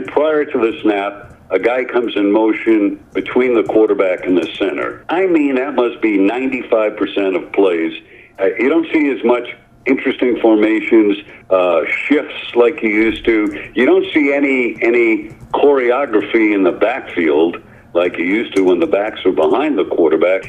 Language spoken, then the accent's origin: English; New York City, New York, United States; I grew up in New York City